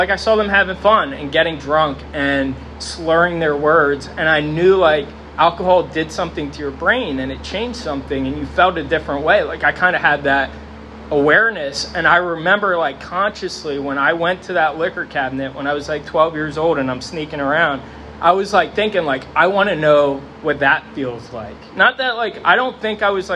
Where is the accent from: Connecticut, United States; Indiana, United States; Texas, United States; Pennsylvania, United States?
Pennsylvania, United States; Sinking Spring; I grew up here in Sinking Spring.